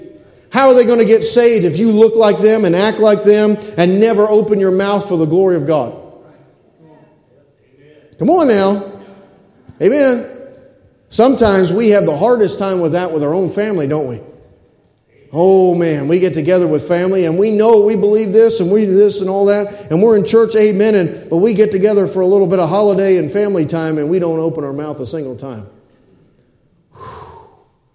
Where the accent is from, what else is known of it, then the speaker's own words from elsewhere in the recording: United States; I'm a red-blooded American male.